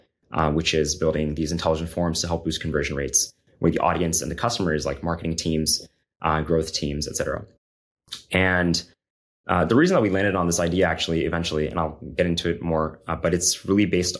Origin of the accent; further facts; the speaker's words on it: Florida, United States; So I'm originally from Florida, you know, went to Berkeley in California for undergrad and master's as well.